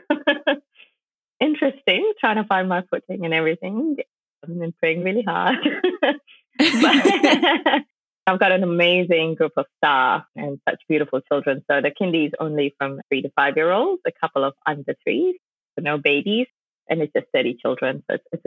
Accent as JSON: {"language": "English", "country": "Malaysia", "tie": "born or raised there", "said": "I'm originally Malaysian, but I was born, bred in Malaysia, but I'm of South Indian heritage."}